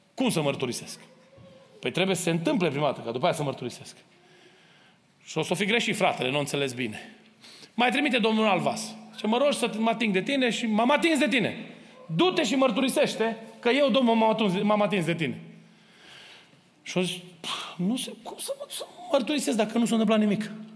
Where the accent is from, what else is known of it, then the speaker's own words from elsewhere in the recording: Romania; now in Kitchener, Canada; am crescut lângă Dunăre